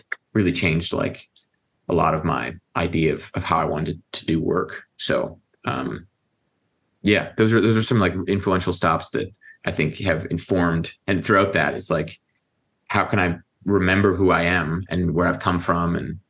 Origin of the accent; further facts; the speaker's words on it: Dallas, Texas, United States; moved away as an adult; also born or lived in London / Canada; now in New Orleans, United States; I was born in Dallas, Texas